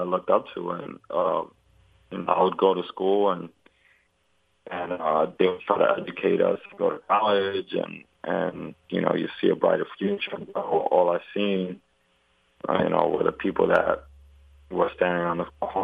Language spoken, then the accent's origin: English; New York City, New York, United States; I grew up on Rivington Street, and I was all over like Eldridge, Broome Street, around the Delancey area